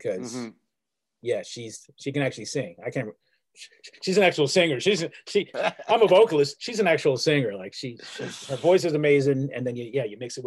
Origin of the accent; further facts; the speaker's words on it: Pittsburgh, Pennsylvania, United States; I was born in 1971 in Pittsburgh, Pennsylvania